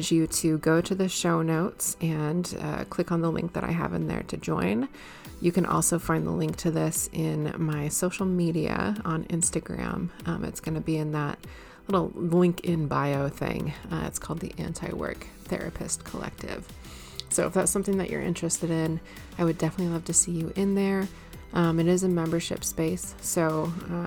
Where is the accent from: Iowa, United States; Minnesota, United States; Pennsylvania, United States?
Minnesota, United States; moved away; I'm from Minnesota